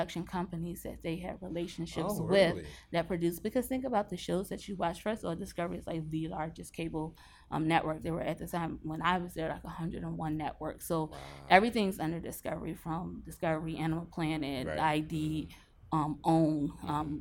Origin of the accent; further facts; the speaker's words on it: Philadelphia, Pennsylvania, United States; moved away; also born or lived in Baltimore; I'm from Philly